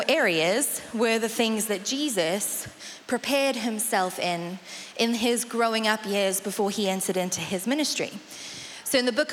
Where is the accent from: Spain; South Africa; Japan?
South Africa; accent: South African; now in Colchester, United Kingdom; I'm South African, which is why the accent is what it is. My mum is English, so it's not quite South African